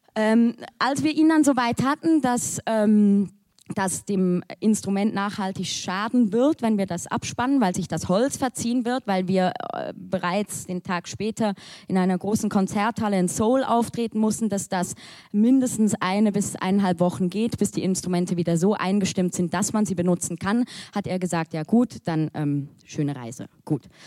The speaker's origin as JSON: {"language": "German", "country": "Switzerland", "said": "als Schweizerin oder halb Schweizerin"}